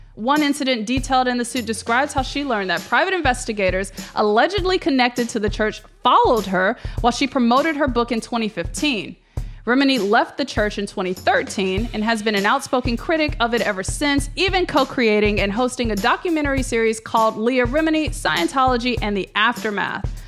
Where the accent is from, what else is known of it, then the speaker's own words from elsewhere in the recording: Memphis, Tennessee, United States; I grew up in Memphis, Tennessee